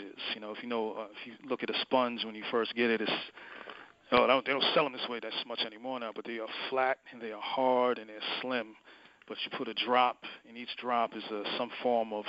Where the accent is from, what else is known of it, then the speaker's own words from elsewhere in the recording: New York City, New York, United States; I was born in New York City. I have, you know, family from the West Indies and Caribbean. But, you know, so there's a lot of values just from and experiences just from, you know, being raised in New York City